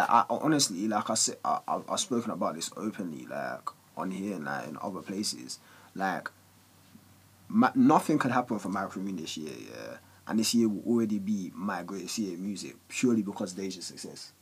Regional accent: London, United Kingdom; all of us when we were like just growing up in Walthamstow

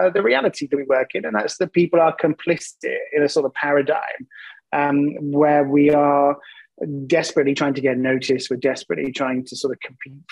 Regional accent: England, United Kingdom; accent: English; I'm English, which means I have an accent that people find to be compelling

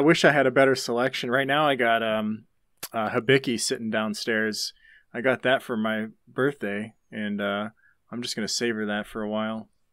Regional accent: Youngstown, Ohio, United States; I'm up from the, from the northeast area, Youngstown area.

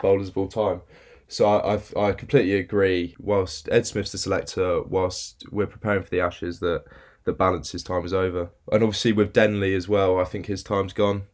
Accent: North Devon, South West England, United Kingdom; moved away as an adult; now in Birmingham, United Kingdom; I'm originally from North Devon

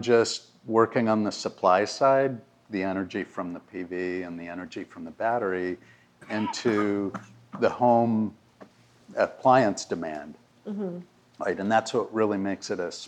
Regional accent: California, United States; moved away; I'm from California originally

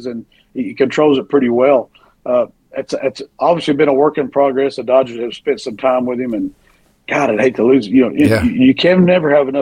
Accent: Oklahoma, United States; I was quarter Choctaw and I was from Oklahoma

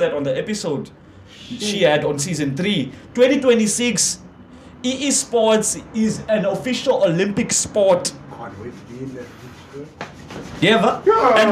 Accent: Cape Town, Western Cape, South Africa; I'm born and raised in Gugs

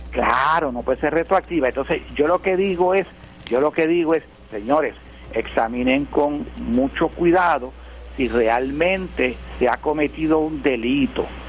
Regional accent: Puerto Rico

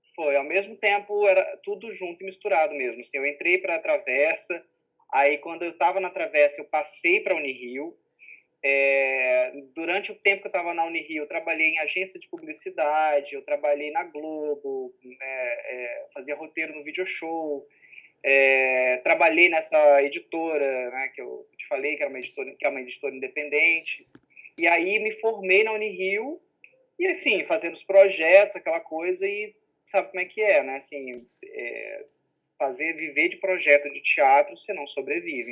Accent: Minas Gerais, Brazil; moved away as an adult; also born or lived in Belo Horizonte / São Domingos do Prata; now in Rio de Janeiro, Brazil; eu sou de Minas

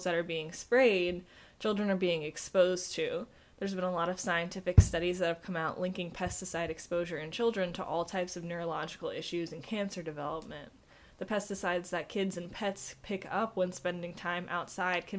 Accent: New Jersey, United States; where I grew up in New Jersey

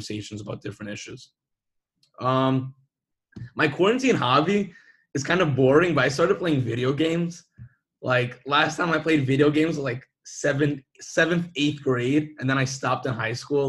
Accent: New York City, New York, United States; I'm from Brooklyn, New York

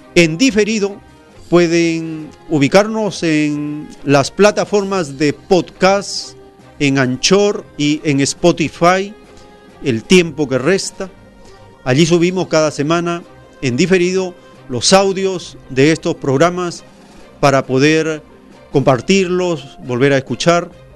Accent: Peru

